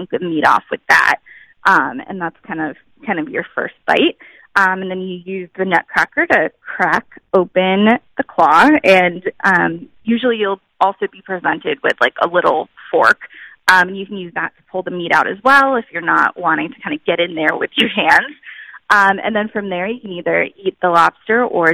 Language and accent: English; New England, United States; moved away as an adult; also born or lived in Texas; I grew up in New England